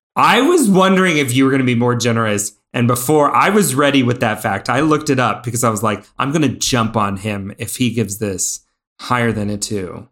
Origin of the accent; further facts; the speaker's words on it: Indiana, United States; We grew up in Indiana